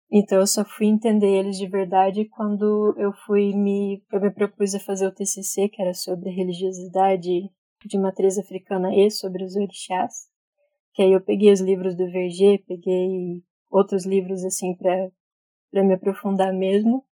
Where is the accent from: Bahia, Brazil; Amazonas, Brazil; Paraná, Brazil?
Paraná, Brazil; Curitiba; Nasci em Curitiba, na verdade, estou aqui até hoje